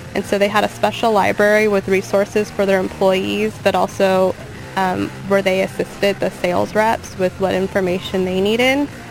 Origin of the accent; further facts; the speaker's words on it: Long Beach, California, United States; I'm from Long Beach. I went to school in Long Beach